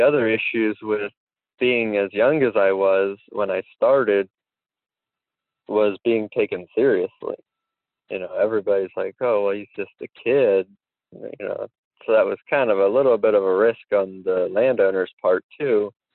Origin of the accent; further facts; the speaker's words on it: Dauphin County, Pennsylvania, United States; I am from Dauphin County